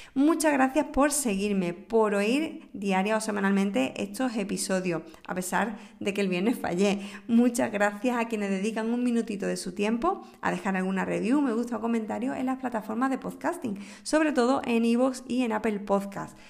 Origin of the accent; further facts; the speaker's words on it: Moguer, Andalusia, Spain; el Nobel de Moguer de mi tierra